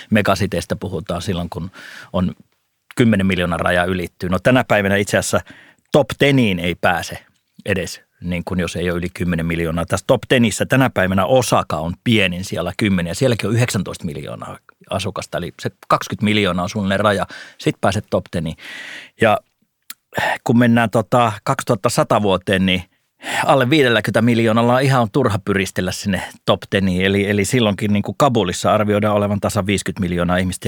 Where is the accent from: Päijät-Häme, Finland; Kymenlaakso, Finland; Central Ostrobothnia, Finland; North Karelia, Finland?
North Karelia, Finland; moved away as an adult; now in Helsinki, Finland; Mä oon tällainen pohjoiskarjalainen vilkas pikku nisäkäs, joka sitten siellä oli maaseudulla. Sieltähän mä oon kotoisin